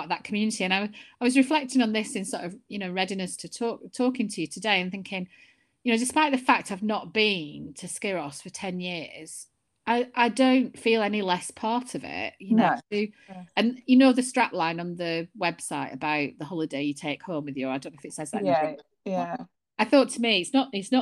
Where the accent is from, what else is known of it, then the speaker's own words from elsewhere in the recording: Burnley, North West England, United Kingdom; accent: Lancashire; moved away as an adult; also born or lived in Chester / London; now in Scotland, United Kingdom; I'm from Lancashire originally, I grew up in Burnley, and then I went to live in Chester.